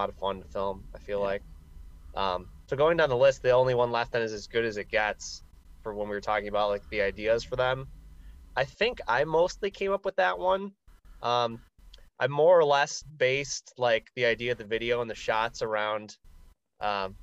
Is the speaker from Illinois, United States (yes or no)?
yes; Chicago, Illinois, United States; growing up in the area and being the age we are, being young and growing up in Chicago